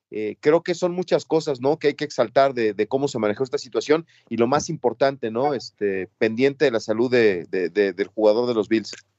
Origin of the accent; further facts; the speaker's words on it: Mexico; en el entorno en el que yo crecí que en México los Reyes Magos son los que los que rifan acá en México